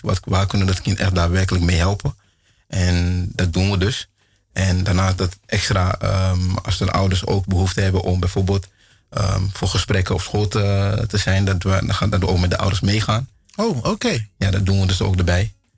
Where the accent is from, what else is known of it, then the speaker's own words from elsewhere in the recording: Ghana; now in Netherlands; ik kom uit Ghana